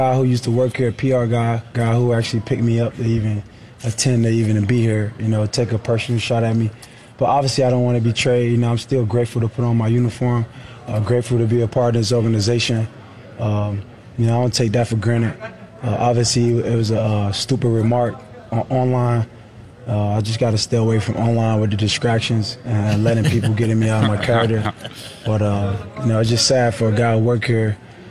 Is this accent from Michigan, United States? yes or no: no; Miami, Florida, United States; I'm from Liberty City.